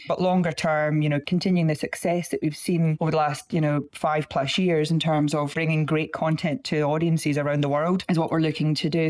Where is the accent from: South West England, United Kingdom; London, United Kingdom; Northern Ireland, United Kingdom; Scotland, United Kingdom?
Scotland, United Kingdom; you can tell from the accent, I'm from Scotland